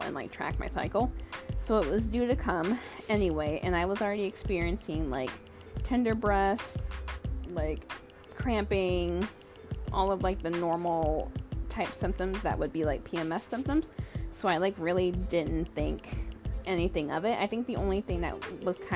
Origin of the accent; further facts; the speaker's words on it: Michigan, United States; moved away as an adult; also born or lived in Arizona; now in Washington State, United States; I was born in Arizona, but pretty much raised in Michigan my entire life. Now, I just live in Washington State